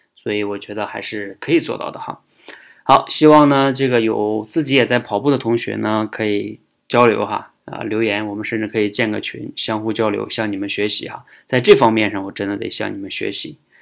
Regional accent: China; 我们中国人

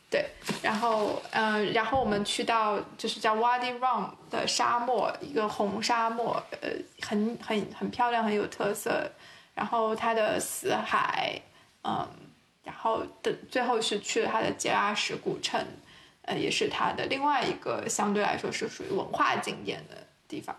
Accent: China; 我们是成长在一个非常大的国家

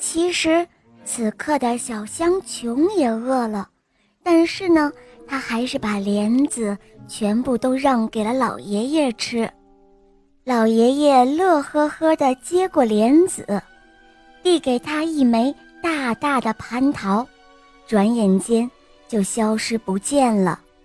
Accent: Anhui, China; 我来这安徽

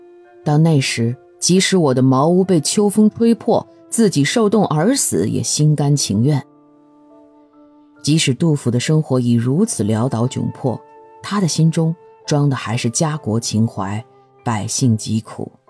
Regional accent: China; 我们中国人讲究中庸啊

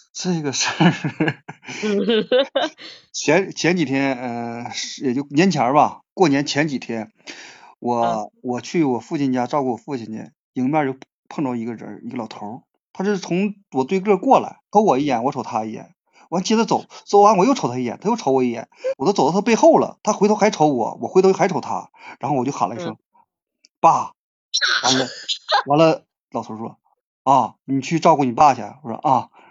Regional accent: Hegang, Heilongjiang, China; 鹤岗土生土长的鹤岗人

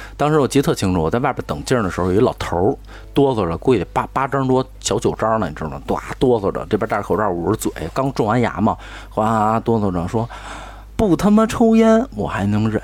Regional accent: Beijing, China; 我们家乡

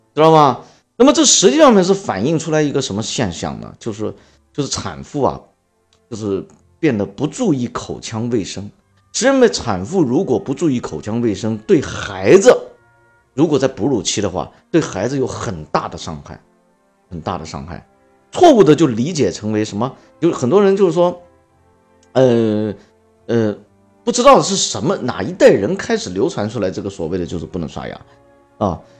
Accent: China; 我们中国人吃八块钱、十块钱盒饭

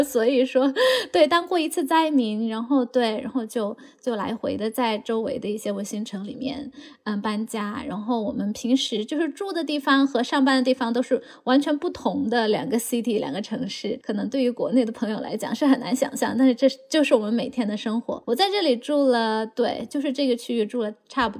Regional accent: Chengdu, Sichuan, China; now in Dallas, United States; 我是从成都来了，呃，我是从成都嗯。来的嘛

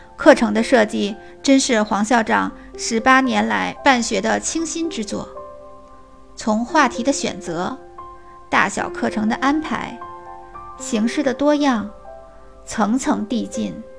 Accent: Beijing, China; 我来自北京，是一名小学老师

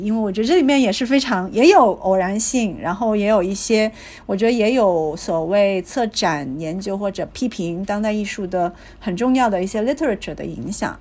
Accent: Guangzhou, Guangdong, China; 我是在广州出生的

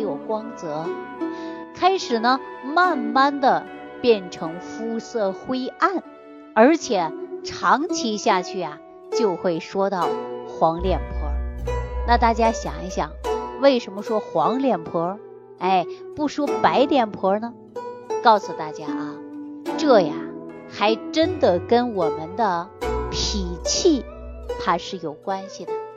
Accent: China; 我们中国人

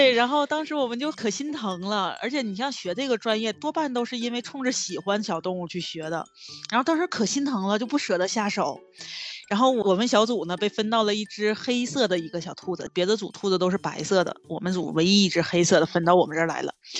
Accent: Northeast China, China; 用我们东北话叫膈应人，一看就特别膈应人。我们东北不有一句老话叫“癞蛤蟆露脚面，不咬人膈应人”吗？

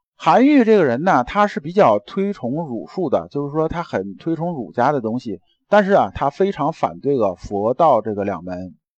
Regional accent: China; 我们中国人啊

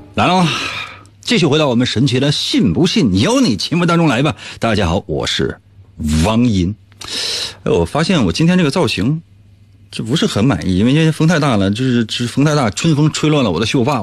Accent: Shenyang, Liaoning, China; 在我们沈阳

